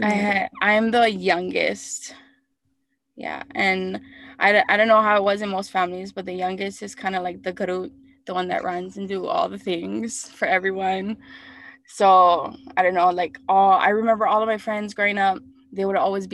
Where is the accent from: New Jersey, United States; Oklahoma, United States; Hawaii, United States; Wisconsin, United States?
Hawaii, United States; Hawaii Island, United States; also born or lived in Oahu; I was born and raised on Hawaii Island. My ohana is from Kau